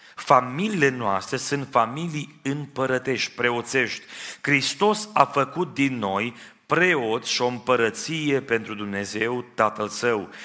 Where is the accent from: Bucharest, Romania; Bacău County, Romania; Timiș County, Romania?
Timiș County, Romania; Timișoara; now in Trossingen, Germany; M-am născut în Timișoara